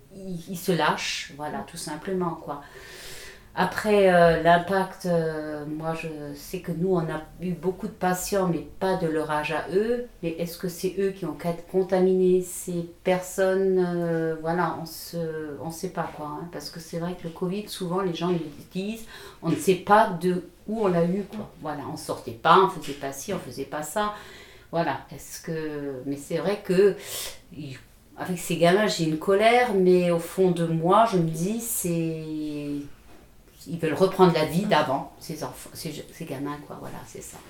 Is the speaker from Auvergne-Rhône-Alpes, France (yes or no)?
no; Moselle, Grand Est, France; chez nous en Moselle